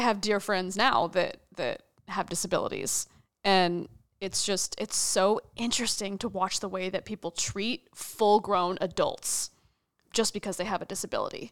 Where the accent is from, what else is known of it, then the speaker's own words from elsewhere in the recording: Wichita, Kansas, United States; moved away as an adult; now in New York, United States; I grew up in Wichita, Kansas